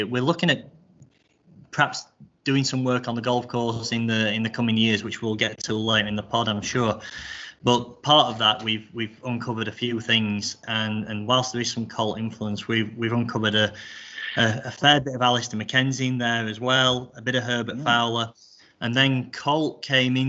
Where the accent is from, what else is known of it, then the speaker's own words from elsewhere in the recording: Rotherham, Yorkshire and the Humber, United Kingdom; I grew up in Rotherham, Rotherham Golf Club